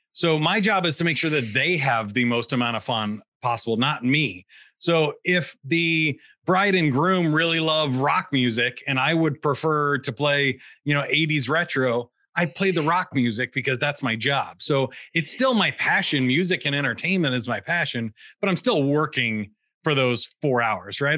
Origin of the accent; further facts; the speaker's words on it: Kansas City, Missouri, United States; I grew up in in the Missouri side of Kansas City